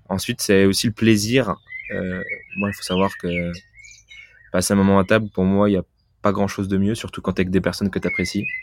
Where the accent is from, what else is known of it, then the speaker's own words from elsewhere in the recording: France; on est français, on est fêtard, on, aime, on aime la bouffe